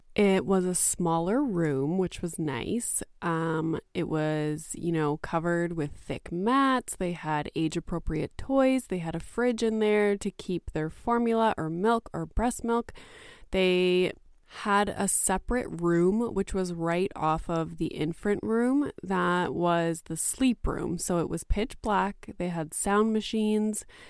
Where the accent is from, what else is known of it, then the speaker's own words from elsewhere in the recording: Canada; I am Canadian, and in Canada